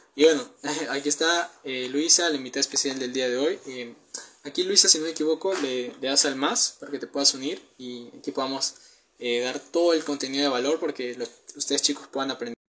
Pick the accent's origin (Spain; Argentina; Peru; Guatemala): Peru; tengo 19 años, soy de Perú